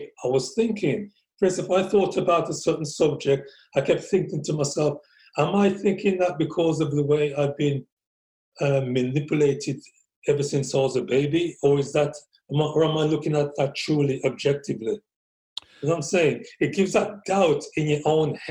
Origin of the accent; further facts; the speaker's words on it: England, United Kingdom; growing up in England, right, we're all part of that system